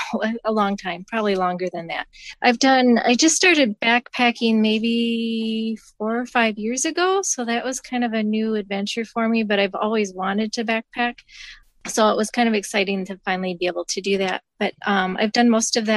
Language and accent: English; Coleman, Michigan, United States; moved away as an adult; now in Minnesota, United States; I'm from Michigan originally